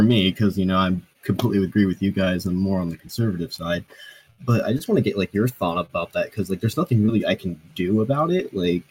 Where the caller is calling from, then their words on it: Virginia, United States; I'm coming from Northern Virginia, so like it's a very liberal area.